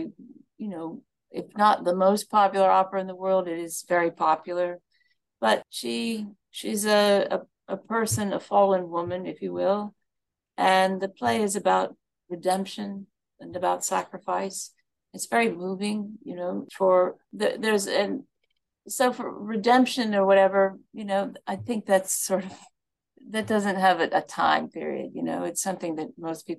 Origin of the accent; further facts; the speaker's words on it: Birmingham, Alabama, United States; moved away; I'm from the South. I'm from Birmingham, Alabama